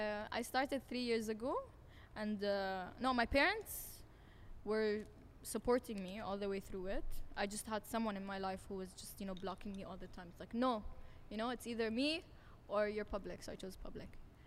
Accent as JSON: {"language": "English", "region": "Abu Dhabi", "country": "United Arab Emirates", "tie": "born or raised there", "also_born_or_lived": "Jordan", "said": "I was born in Jordan. Yeah. And I was raised all my life in Abu Dhabi. I graduated from Canadian International School."}